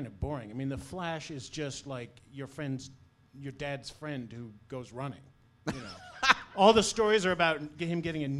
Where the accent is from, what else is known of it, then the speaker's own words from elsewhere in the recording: Mansfield, Connecticut, United States; where I grew up in Mansfield, Connecticut